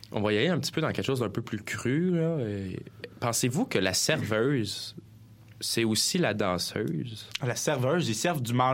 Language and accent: French; Granby, Quebec, Canada; parce qu'on vient de Granby puis on n'a pas la chance d'avoir tous ces beaux établissements-là à